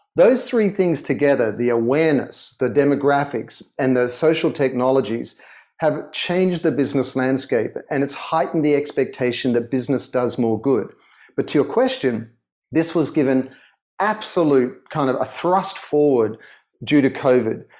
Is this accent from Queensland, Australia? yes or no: no; Sydney, New South Wales, Australia; accent: Australian; moved away as an adult; also born or lived in London; now in Los Angeles, United States; I was born in Sydney and grew up in Sydney